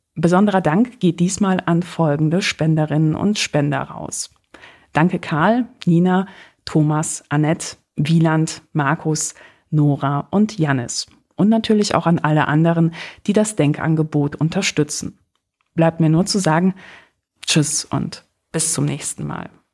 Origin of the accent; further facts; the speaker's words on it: Poland; moved away; ich komme aus Polen